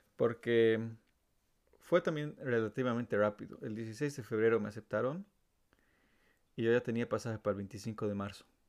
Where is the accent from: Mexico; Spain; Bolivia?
Bolivia; La Paz; moved away as an adult; now in Germany; vengo de La Paz, Bolivia, tengo 29 años y ya llevo viviendo en Alemania casi 10 años